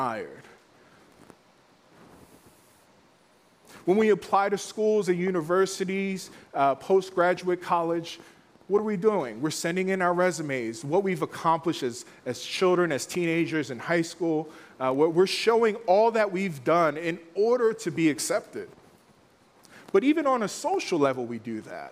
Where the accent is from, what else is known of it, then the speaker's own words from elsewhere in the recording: Philadelphia, Pennsylvania, United States; growing up in Philly